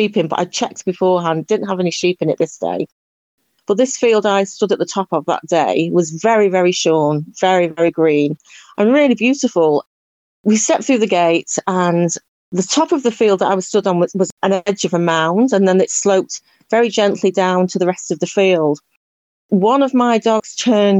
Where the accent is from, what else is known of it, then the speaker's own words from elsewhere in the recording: Cheshire, North West England, United Kingdom; moved away as an adult; also born or lived in Republic of Ireland; now in Ireland; I'm actually from Cheshire in the northwest of England, and I moved here about 10 years ago